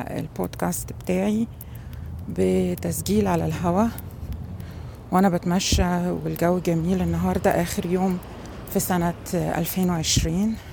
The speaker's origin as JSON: {"language": "Arabic", "country": "Egypt", "said": "أنا طبعا مصرية ولغتي الأم هي اللغة العربية"}